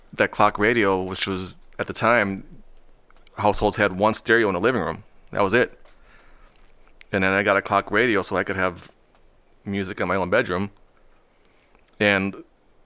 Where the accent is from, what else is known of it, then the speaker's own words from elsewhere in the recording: Minneapolis, Minnesota, United States; also born or lived in Chicago; I've been in Minneapolis pretty much my whole life.